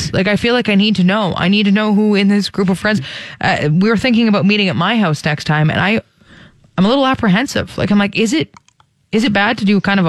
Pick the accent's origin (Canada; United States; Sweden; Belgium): Canada; Ontario; now in the Prairies, Canada; when I was growing up in Ontario